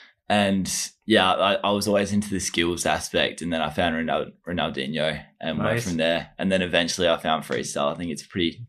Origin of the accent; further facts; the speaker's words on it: Tasmania, Australia; It was brilliant, actually. I really enjoyed my childhood. Very active kid. Really into football, or soccer, as we call it in Australia.